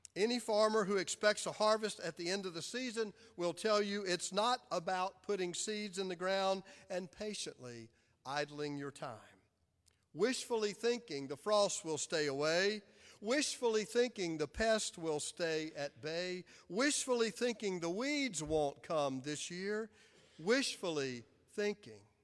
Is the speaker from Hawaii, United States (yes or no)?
no; Clinton, South Carolina, United States; now in Charlotte, United States; Amy and I were raised in Clinton, South Carolina